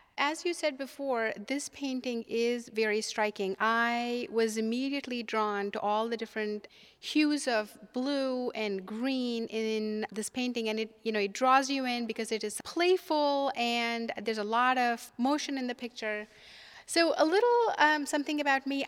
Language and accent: English; India; moved away as an adult; now in United States; I'm from India originally, and when I was growing up in India